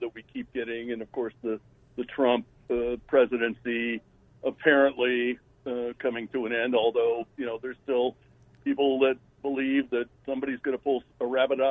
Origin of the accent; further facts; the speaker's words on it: Wisconsin, United States; when I'm a kid, 10 years old, growing up in Wisconsin and Danish heritage